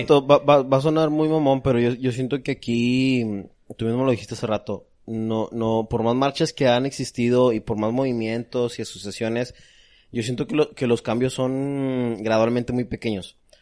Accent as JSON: {"language": "Spanish", "country": "Mexico", "said": "Yo como mexicano"}